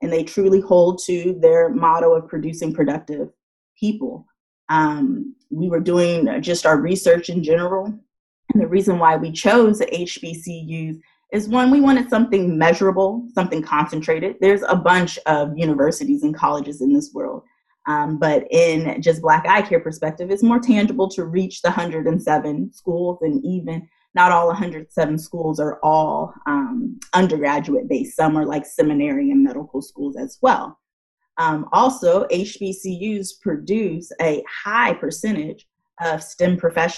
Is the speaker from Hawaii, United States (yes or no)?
no; California, United States; moved away; Being a Californian, I was set to go to one of our state schools